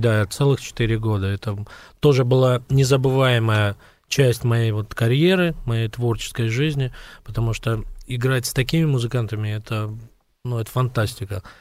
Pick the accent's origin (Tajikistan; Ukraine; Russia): Tajikistan; Dushanbe; я из Душамбе